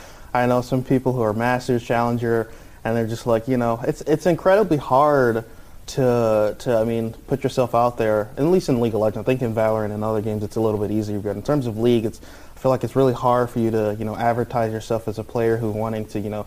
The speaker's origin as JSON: {"language": "English", "region": "Michigan", "country": "United States", "tie": "born or raised there", "said": "I grew up in Michigan. I mean, anything to represent the region, I'm all for."}